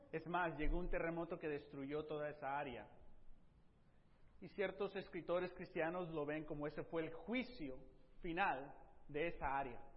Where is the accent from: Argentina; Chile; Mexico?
Mexico; Tepic, Nayarit; born there; Mi primera en Tepic, yo nací en Tepic, Nayarit, en México, Colonia 2, calle Loma, eh, eh, calle 2, número 138, el barrio Lomas Altas, Tepic Nayarit.